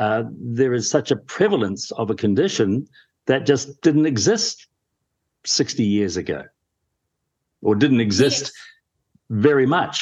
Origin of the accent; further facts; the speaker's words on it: New Zealand; I was a kid growing up in the 1960s and 70s, nobody had autism. And I feel exactly the same growing up in New Zealand.